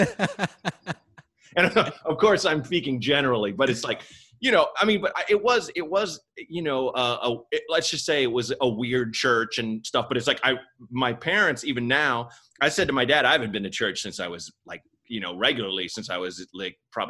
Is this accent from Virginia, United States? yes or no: no; Portland, Oregon, United States; I grew up in Portland, Oregon